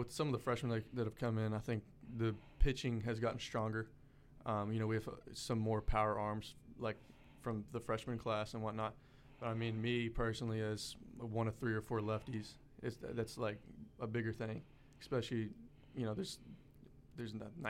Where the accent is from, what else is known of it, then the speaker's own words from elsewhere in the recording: Houston, Texas, United States; moved away as an adult; now in Louisiana, United States; I'm from Houston.